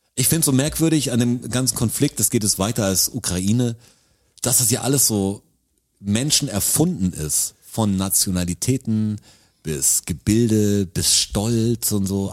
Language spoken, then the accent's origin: German; Germany; ich bin Deutscher